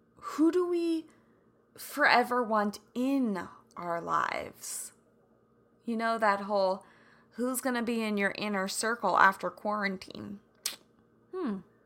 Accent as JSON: {"language": "English", "region": "Kansas", "country": "United States", "tie": "born or raised there", "said": "growing up in Kansas"}